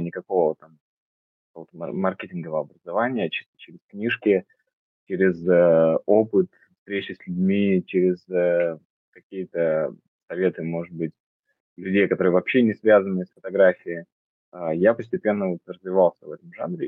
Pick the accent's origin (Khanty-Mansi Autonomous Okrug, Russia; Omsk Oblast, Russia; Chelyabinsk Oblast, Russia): Omsk Oblast, Russia; Omsk; я родился в Омске, и там получился, стал фотографом